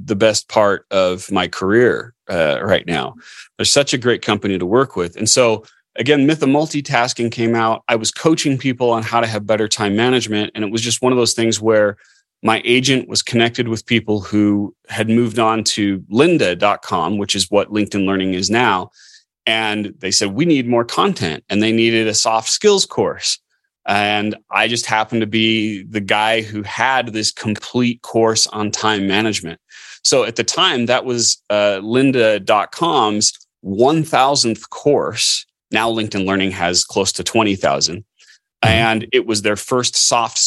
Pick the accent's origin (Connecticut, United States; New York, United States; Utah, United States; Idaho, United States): Utah, United States; Orem; I grew up in Orme, Utah, so Provo